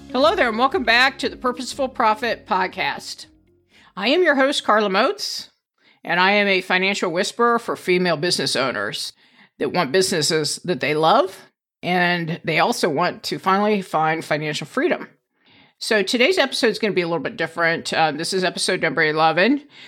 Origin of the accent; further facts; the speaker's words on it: East Coast, United States; moved away as an adult; also born or lived in Indiana / Maryland / Virginia; now in Saint Charles, United States; born in Indiana, but I've spent most of my childhood out on the East Coast